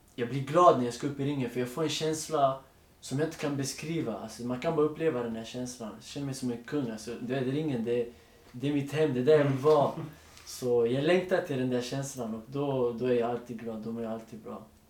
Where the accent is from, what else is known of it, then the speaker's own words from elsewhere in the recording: Stockholm, Stockholm County, Sweden; jag är född och uppväxt i Rinkeby